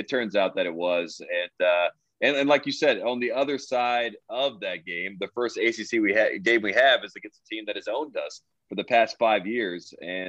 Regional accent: Henderson, North Carolina, United States; I'm from Henderson, North Carolina. I'm 15 miles from the Virginia border.

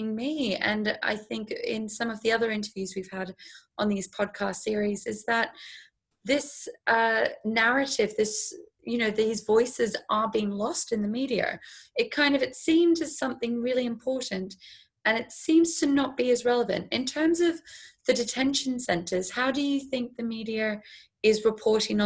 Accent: Australia; moved away; I'm Australian

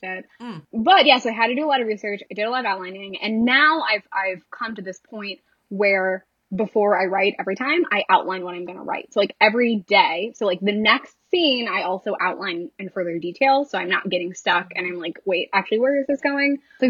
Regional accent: Lansing, Michigan, United States; I grew up in Michigan

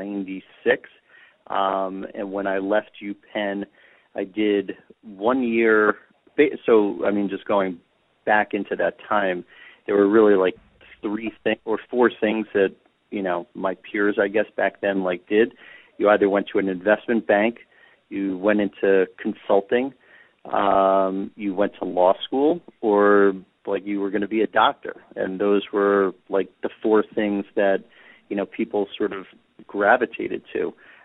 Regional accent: New York City, New York, United States; I grew up in Manhattan.

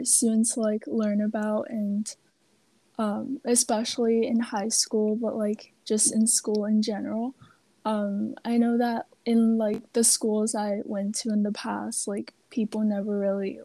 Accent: Beijing, China; I'm from Beijing, China

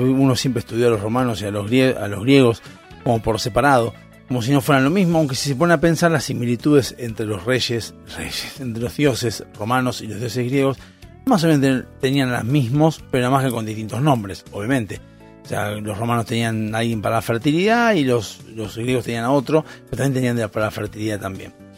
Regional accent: Argentina; lo que tenemos que entender como argentinos

